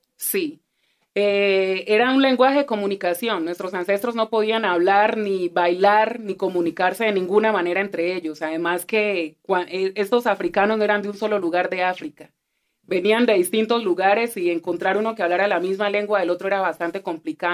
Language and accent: Spanish; Colombia; aunque nací en Colombia, hablo español, soy de acá